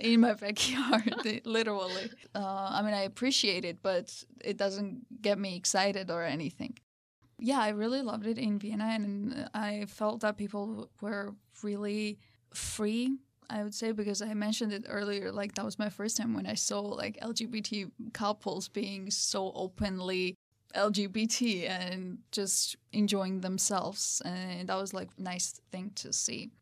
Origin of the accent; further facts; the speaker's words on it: Georgia; also born or lived in Tbilisi; originally I'm from Georgia, from the small town called Santre Dia